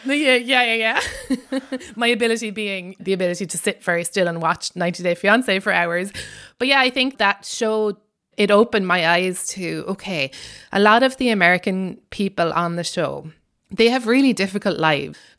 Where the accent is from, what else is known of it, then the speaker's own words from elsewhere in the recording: Ireland; accent: Irish; now in United States; I'm Irish, and in case my accent wasn't obvious enough